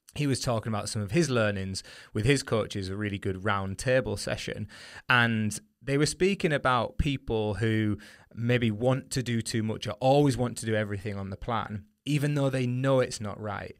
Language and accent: English; the north of England, United Kingdom; accent: northern; Excuse my northern accent there